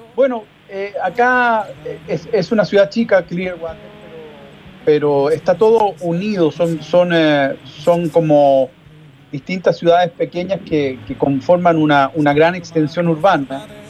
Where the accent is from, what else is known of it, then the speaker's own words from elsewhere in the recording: Chile; la realidad de mi país que me preocupa, que me, que, de la cual me siento, por supuesto, muy vinculado, porque es mi tierra